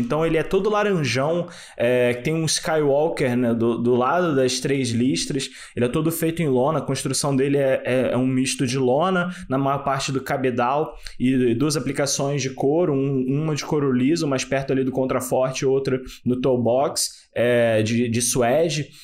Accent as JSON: {"language": "Portuguese", "country": "Brazil", "said": "a gente é brasileiro"}